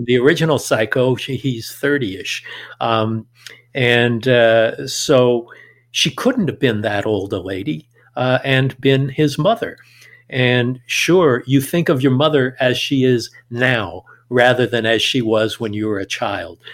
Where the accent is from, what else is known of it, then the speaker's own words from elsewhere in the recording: Southern California, United States; growing up in Southern California